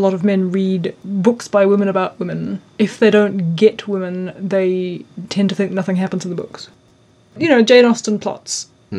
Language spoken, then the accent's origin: English; Australia; moved away; I was amazed at how many of them I'd never heard of, and I'm Australian.